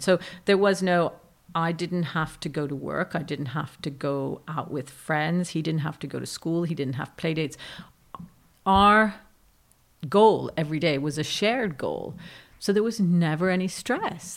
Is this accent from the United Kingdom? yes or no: no; Rome, Lazio, Italy; moved away; I grew up in Rome during the Red Brigades